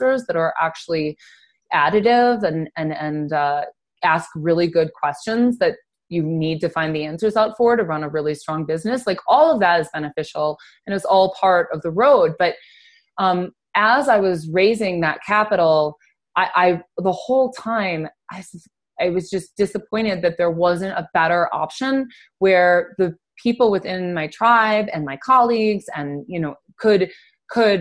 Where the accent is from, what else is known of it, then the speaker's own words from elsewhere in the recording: Denver, Colorado, United States; I'm from Denver, Colorado